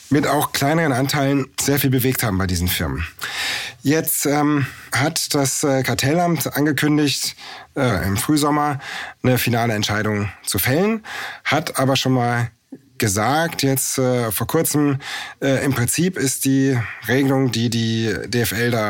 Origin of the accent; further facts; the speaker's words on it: Munich, Bavaria, Germany; Also ich bin in München aufgewachsen